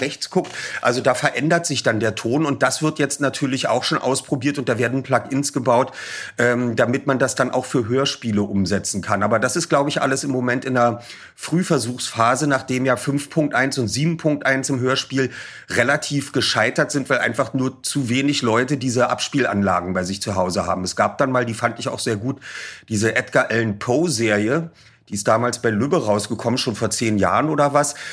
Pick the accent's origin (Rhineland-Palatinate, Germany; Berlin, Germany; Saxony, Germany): Berlin, Germany; bei uns in Berlin gab es noch die beiden Ostsender, weshalb wir natürlich Lolek und Bolek kannten und die Olsenbande